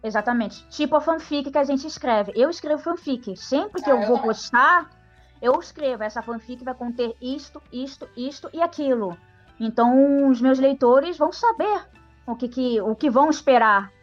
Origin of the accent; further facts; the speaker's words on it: Brazil; nós, brasileiros